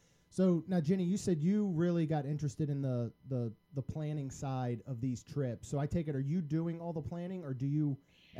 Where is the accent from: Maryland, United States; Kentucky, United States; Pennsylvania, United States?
Maryland, United States; now in Florida, United States; I grew up in Maryland, and I think we went two or three times during my entire childhood, but it wasn't until I moved to Florida